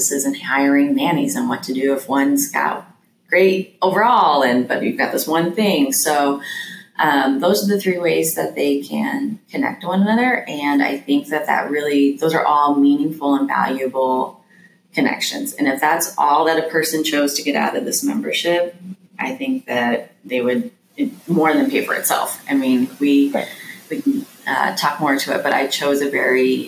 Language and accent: English; Wyoming, United States; now in Durham, United States; I'm from Wyoming, so originally